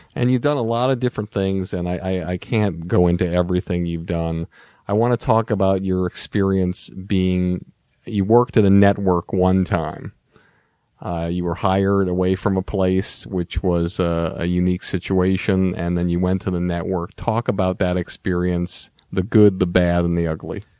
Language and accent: English; Longmeadow, Massachusetts, United States; Growing up in Long Meadow